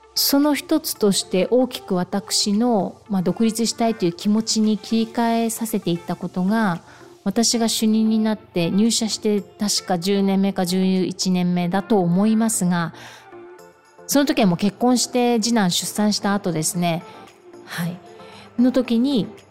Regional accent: Okinawa, Japan; 私、沖縄生まれ、沖縄育ち、地元の企業で十四年間勤め

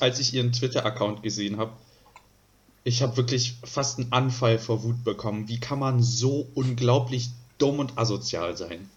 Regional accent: Northern Germany, Germany; wir so als Norddeutsche

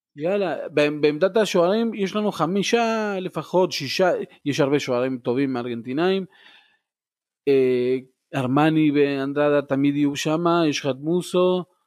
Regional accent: Argentina; moved away

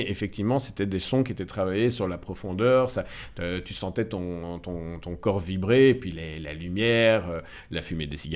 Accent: Morocco; moi, je suis originaire du Maroc

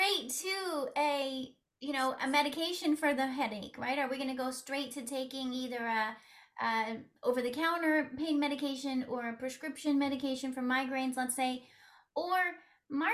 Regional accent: West Coast, United States; accent: West Coast; moved away as an adult; also born or lived in New York City area; now in New York City, United States; I'm originally from the West Coast, but I've been living in the New York City area for the past 21 years. So I sound like someone from the West Coast.

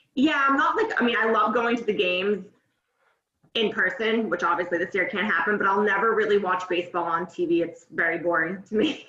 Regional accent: North Shore, Massachusetts, United States; moved away as an adult; I grew up on the North Shore in Massachusetts. Kind of moved around various towns growing up

